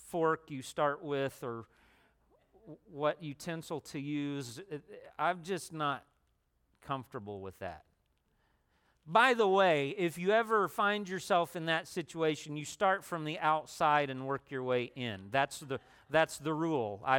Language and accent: English; Indiana, United States; also born or lived in Tennessee / Ohio; I could say that I'm an exile from Ohio, but I guess in Ohio I would have said I was an exile from Tennessee before that, I don't know, I, guess before that, I, I was from Indiana.